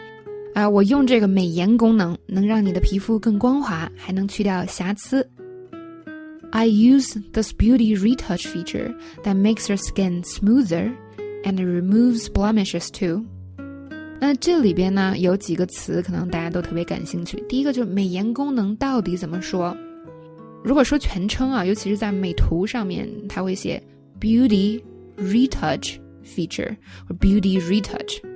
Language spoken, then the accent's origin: Chinese; China; 我们中国人说 U G G